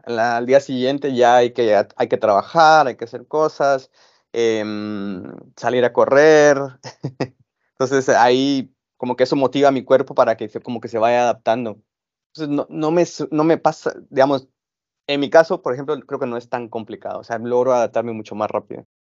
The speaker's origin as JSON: {"language": "Spanish", "country": "Guatemala", "said": "yo soy de Guatemala"}